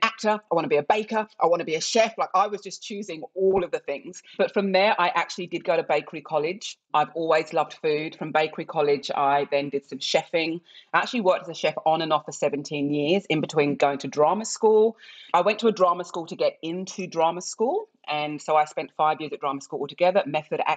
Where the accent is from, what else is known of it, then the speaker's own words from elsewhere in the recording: England, United Kingdom; accent: English; moved away as an adult; also born or lived in Nigeria; now in Australia; I was born in England and I was one of many Nigerian children of middle-class families that were fostered in England